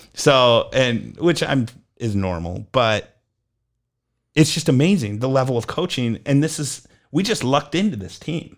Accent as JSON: {"language": "English", "region": "Illinois", "country": "United States", "tie": "born or raised there", "also_born_or_lived": "Minnesota / Mississippi", "moved": "as an adult", "lives_now": "North Texas, United States", "said": "I grew up in Illinois"}